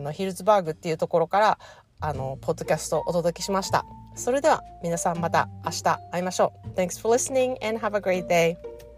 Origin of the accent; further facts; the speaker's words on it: Japan; also born or lived in California, United States; now in United States; 私が日本で育って日本のおもてなしをあの帰国するたびに感じて